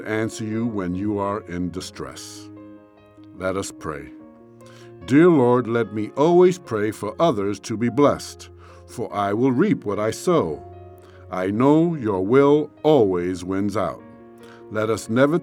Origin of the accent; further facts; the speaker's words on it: New York City, New York, United States; When I was a kid growing up in New York City, I lived in a six-story building